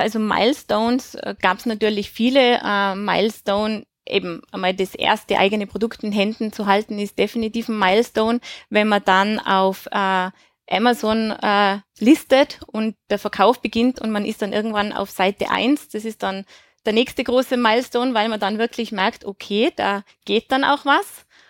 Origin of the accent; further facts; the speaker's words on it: Tyrol, Austria; moved away; also born or lived in Switzerland / Germany; ich bin in Tirol aufgewachsen